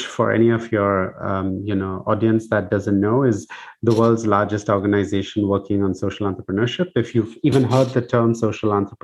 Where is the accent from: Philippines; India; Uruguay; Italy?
India; Bangalore, Karnataka; moved away as an adult; also born or lived in United States; I grew up in Bangalore in India.